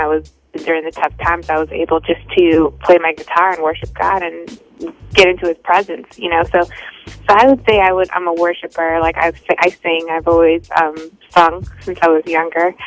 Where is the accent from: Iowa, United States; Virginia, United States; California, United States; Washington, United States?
California, United States; also born or lived in New York; now in Boston, United States; raised in California